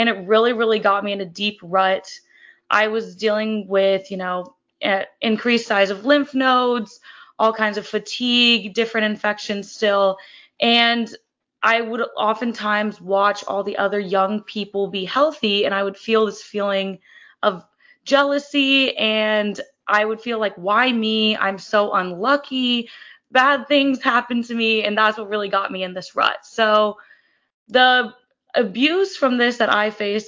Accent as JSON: {"language": "English", "town": "Kansas City", "country": "United States", "also_born_or_lived": "Fort Collins, Colorado", "moved": "as an adult", "lives_now": "San Diego, United States", "said": "I'm originally from Kansas City, and then I moved to Fort Collins, Colorado to attend Colorado State University"}